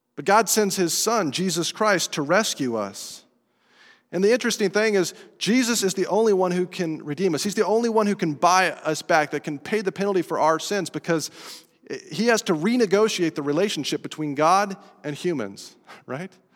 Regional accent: Estes Park, Colorado, United States; moved away as an adult; I grew up in Estes Park, Colorado, two thousand miles away from here, an entirely different culture

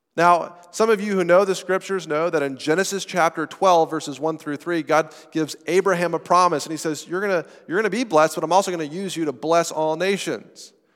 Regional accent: United States; citizens of our country, of America

